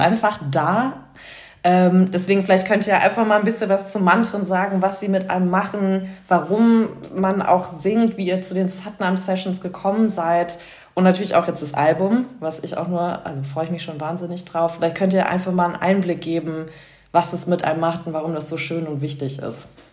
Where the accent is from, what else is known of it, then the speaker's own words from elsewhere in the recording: New York, United States; also born or lived in Frankfurt / Vancouver; now in Munich, Germany; ich bin ursprünglich aus Frankfurt in New York aufgewachsen und dann irgendwie über Ecken nach München so gekommen.